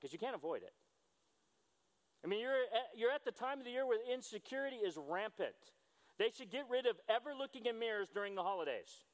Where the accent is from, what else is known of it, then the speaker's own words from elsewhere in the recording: United States; I'm a disciple who is an American